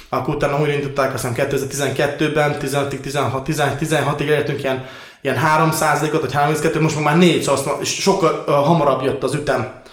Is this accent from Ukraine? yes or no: yes; Transcarpathia, Zakarpattia Oblast, Ukraine; én Kárpátalján születtem